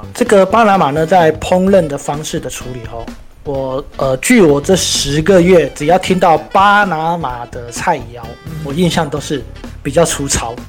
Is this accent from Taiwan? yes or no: yes; Miaoli County, Taiwan; 尤其我们本身是苗栗人嘛， 就跟我们的客家菜有点类似